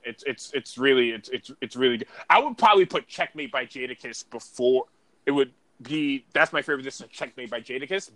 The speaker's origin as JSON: {"language": "English", "town": "New York City", "region": "New York", "country": "United States", "said": "I'm from Harlem"}